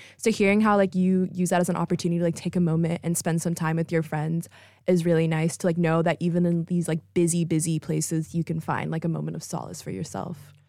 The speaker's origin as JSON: {"language": "English", "region": "Texas", "country": "United States", "moved": "as an adult", "said": "I'm from Texas"}